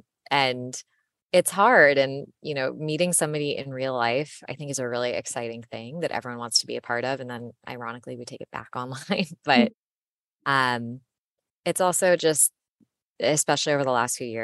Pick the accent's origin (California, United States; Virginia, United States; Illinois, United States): California, United States; San Francisco; born and raised in the Bay Area